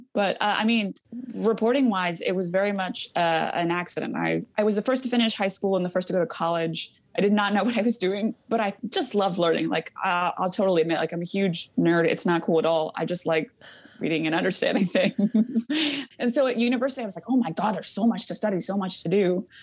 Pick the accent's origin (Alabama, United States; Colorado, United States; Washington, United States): Washington, United States; Yakima Valley; also born or lived in Mexico; I was raised in the Yakima Valley